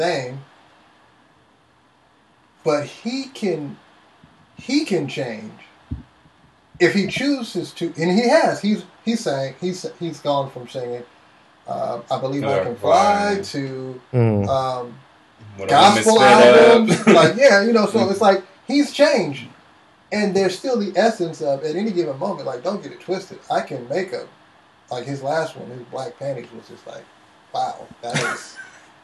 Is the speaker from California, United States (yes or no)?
yes; Berkeley, California, United States; also born or lived in Seattle; I live in Berkeley. I grew up in Berkeley